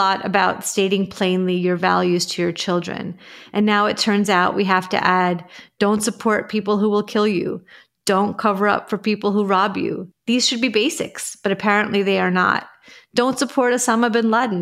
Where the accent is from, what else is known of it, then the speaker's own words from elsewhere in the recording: New York, United States; I grew up in Ditmas Park